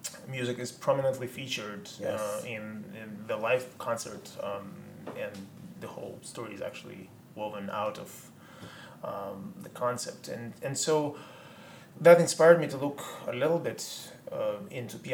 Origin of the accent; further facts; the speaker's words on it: Russia; growing up in Russia